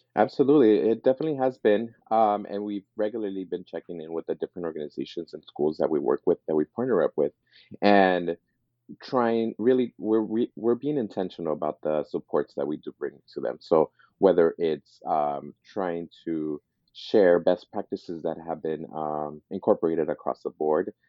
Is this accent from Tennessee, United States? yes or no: no; East Los Angeles, California, United States; also born or lived in Montebello; I grew up in East Los Angeles